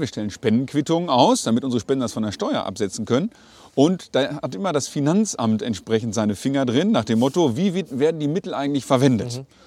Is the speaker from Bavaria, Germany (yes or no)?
no; Sauerland, North Rhine-Westphalia, Germany; also born or lived in Körbeke, Möhnesee; kennen wir als Sauerländer